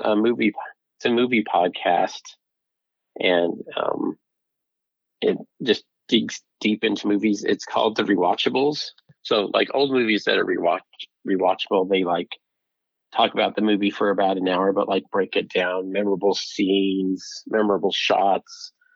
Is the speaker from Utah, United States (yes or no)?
yes; Utah, United States; also born or lived in Vernal, Utah / Salt Lake City area, Utah; I grew up in Utah